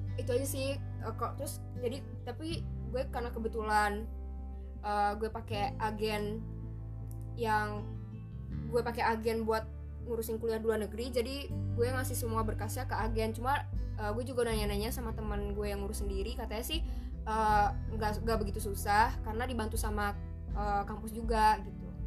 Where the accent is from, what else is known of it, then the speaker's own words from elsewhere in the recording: Indonesia; moved away as an adult; now in Malaysia; orang Melayu kayak kita nih orang Indonesia